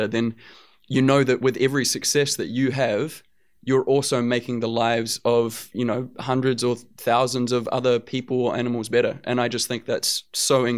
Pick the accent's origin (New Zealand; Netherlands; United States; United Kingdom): New Zealand; growing up in New Zealand and with the family that I grew up